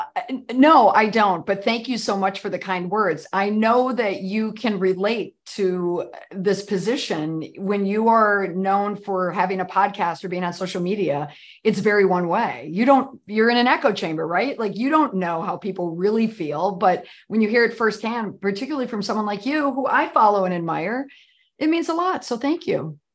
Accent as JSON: {"language": "English", "town": "Saint Paul", "region": "Minnesota", "country": "United States", "tie": "born or raised there", "moved": "yes", "said": "I'm from Saint Paul, Minnesota"}